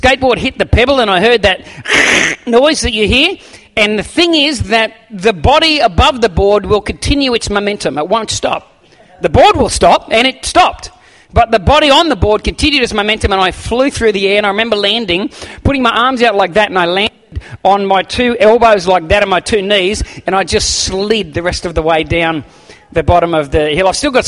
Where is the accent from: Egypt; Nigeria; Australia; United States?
Australia; Campbelltown, New South Wales; And I remember in Sydney, I grew up near Campbelltown.